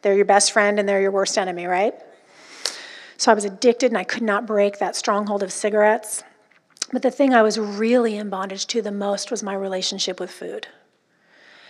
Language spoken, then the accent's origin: English; Orange County, California, United States; I'm from Orange County, California